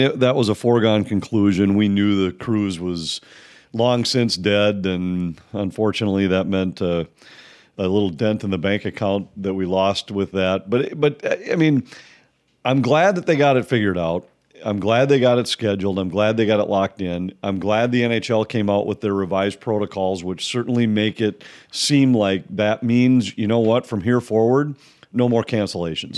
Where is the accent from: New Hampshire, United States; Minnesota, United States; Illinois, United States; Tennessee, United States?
Minnesota, United States; I grew up in Minnesota